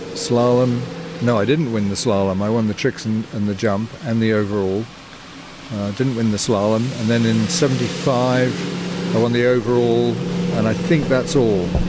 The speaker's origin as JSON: {"language": "English", "region": "Yorkshire and the Humber", "country": "United Kingdom", "moved": "yes", "lives_now": "Canada", "said": "I'm from Yorkshire"}